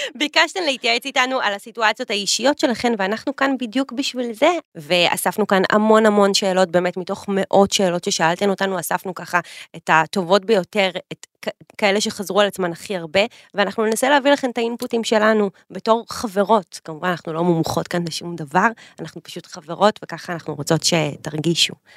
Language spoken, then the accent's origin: Hebrew; Petah Tikva, Central District, Israel; גדלנו באותה עיר, עיר האור- עיר האורות פתח תקווה